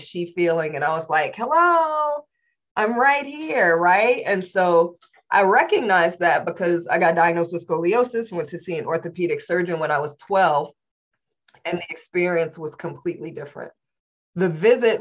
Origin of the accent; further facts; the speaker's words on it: Indianapolis, Indiana, United States; I was born and raised in Indianapolis, Indiana in the late 70s, early 80s